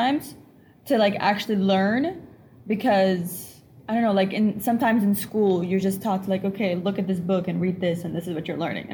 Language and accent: English; United States; also born or lived in Egypt; I was born here in Washington. And then when I was 3 years old, I moved to Egypt. I lived there for 6 years